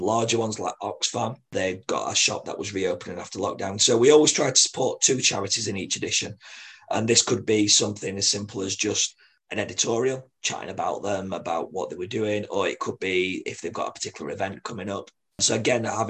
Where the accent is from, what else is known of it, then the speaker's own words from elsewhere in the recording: Sheffield, Yorkshire and the Humber, United Kingdom; proud to be from Sheffield. I certainly am